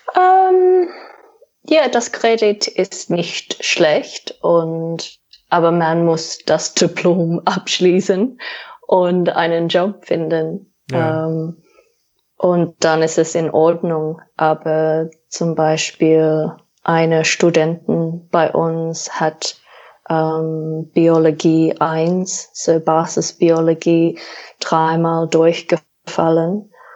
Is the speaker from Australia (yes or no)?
yes; Australia; German is a second language; moved away as an adult; also born or lived in New Zealand; now in Germany; ich komme aus Australien